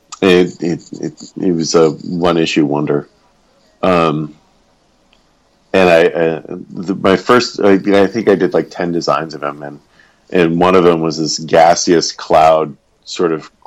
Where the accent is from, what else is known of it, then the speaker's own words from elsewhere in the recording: Arkansas, United States; Arkansas is where I am from